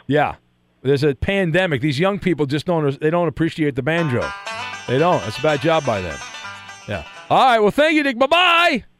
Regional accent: Orange County, Southern California, United States; I grew up in in Orange County in Southern California

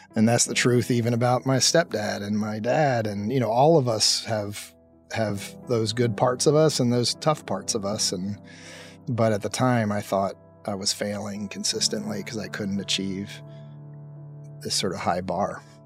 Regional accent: Lancaster, Pennsylvania, United States; I grew up in Pennsylvania in a town called Lancaster

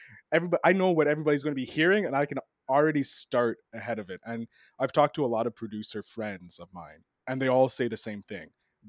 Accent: Canada; I'm sneaky. I'm Canadian. Like that's what we do.

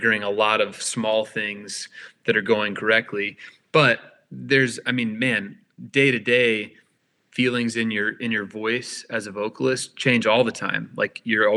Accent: Tulsa, Oklahoma, United States; Tulsa was a lovely place to grow up

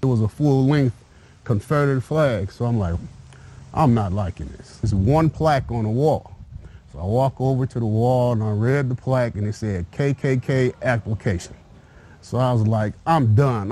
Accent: Nigeria; I'm from Nigeria

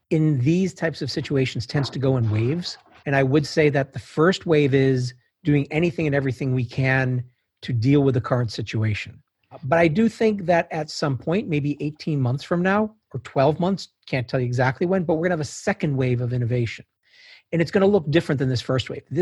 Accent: Fort Wayne, Indiana, United States; Started in Fort Wayne, Indiana.

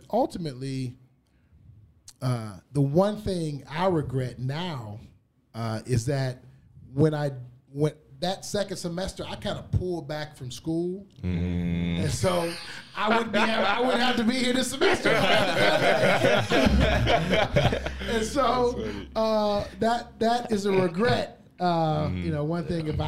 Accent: Detroit, Michigan, United States; my hometown of Detroit

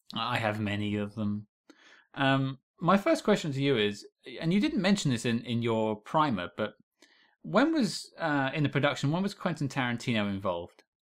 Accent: United Kingdom; being British

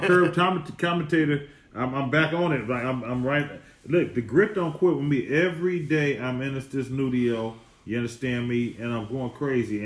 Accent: the Bay Area, California, United States; I'm from the Bay

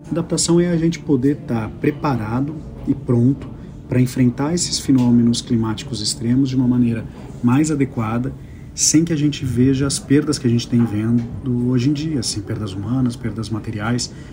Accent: Brazil; A gente tem que ter muito orgulho, como brasileiros

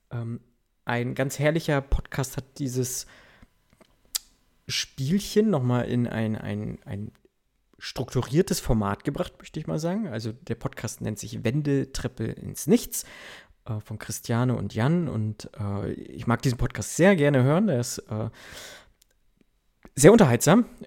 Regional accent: East Germany, Germany; Also ich komme aus dem Osten, ich muss mich damit zufrieden geben, was es gibt

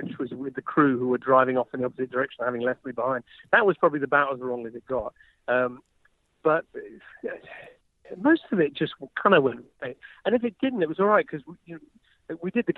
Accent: England, United Kingdom; I'm English.

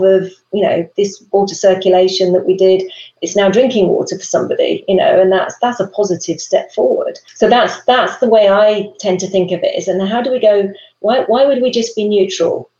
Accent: United Kingdom; moved away; us Brits

